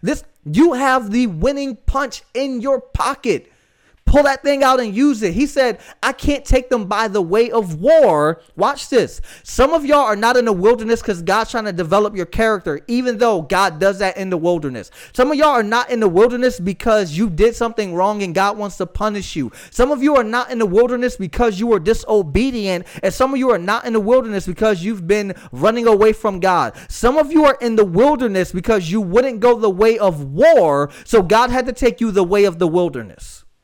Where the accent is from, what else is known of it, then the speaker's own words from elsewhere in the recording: Florida, United States; I live in Florida, guys. I'm from Florida. I've lived Florida most of my life